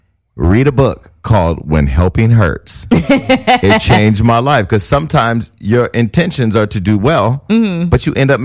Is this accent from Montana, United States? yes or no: no; Stockton, California, United States; I'm from Stockton.